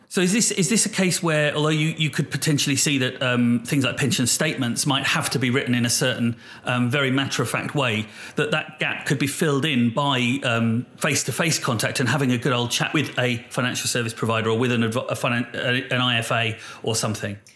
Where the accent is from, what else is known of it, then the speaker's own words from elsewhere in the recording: United Kingdom; we're British as well